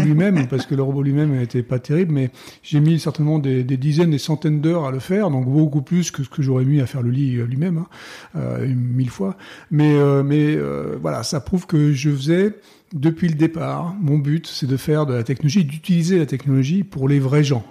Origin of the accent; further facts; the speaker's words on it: France; moved away as an adult; moi, en tant que Français